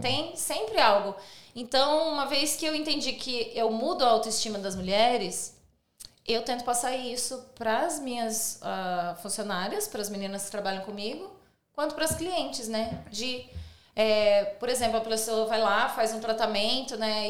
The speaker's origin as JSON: {"language": "Portuguese", "country": "Brazil", "moved": "yes", "lives_now": "Sydney, Australia", "said": "a gente é brasileiro"}